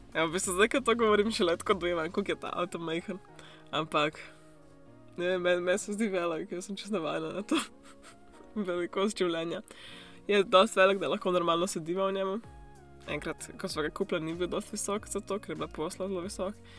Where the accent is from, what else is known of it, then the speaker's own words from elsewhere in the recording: Slovenia; moved away as an adult; now in New Zealand; odkar sem šla iz Slovenije